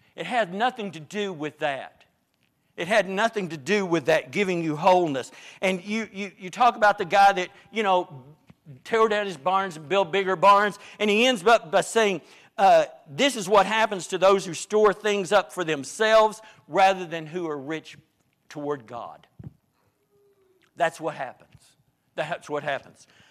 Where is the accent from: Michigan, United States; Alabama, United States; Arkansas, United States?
Arkansas, United States; Northeast; I grew up in Northeast Arkansas